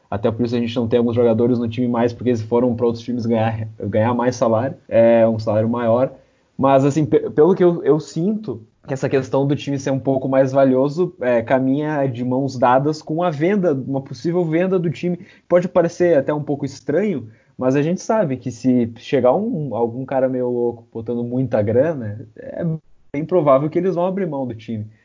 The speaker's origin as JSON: {"language": "Portuguese", "area": "Caxias / Porto Alegre, the South", "region": "Rio Grande do Sul", "country": "Brazil", "said": "sou de, aqui de Caxias, sou de Porto Alegre, é, do Sul"}